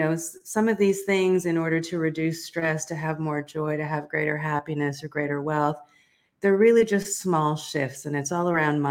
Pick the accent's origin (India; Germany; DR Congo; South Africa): South Africa; I was born in South Africa during apartheid